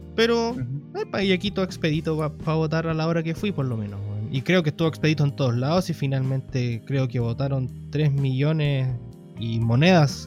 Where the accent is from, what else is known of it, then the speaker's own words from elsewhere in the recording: Chile; como buen chileno, fui a votar